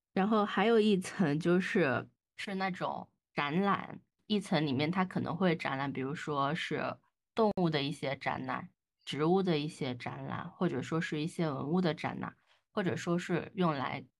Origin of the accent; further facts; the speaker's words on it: southern China, China; 作为一个南方人